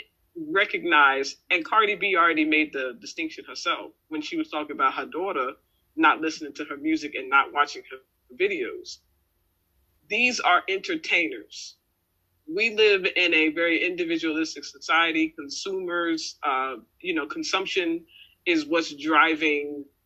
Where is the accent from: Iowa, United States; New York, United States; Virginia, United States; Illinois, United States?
Virginia, United States; Richmond; growing up in Richmond